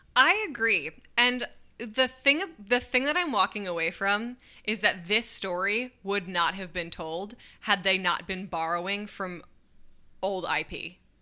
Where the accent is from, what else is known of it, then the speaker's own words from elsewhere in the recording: United States; as an American